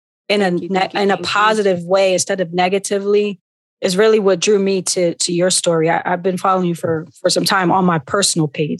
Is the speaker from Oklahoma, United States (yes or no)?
no; Philadelphia, Pennsylvania, United States; I'm from North Philly as well